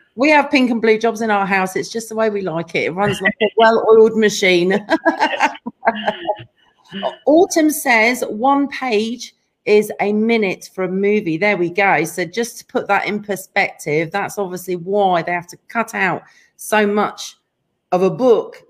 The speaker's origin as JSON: {"language": "English", "region": "England", "country": "United Kingdom", "said": "we're both English"}